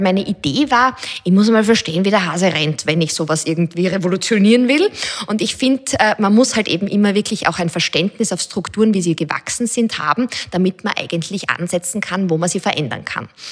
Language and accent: German; Styria, Austria; Also ich bin selber in der Steiermark aufgewachsen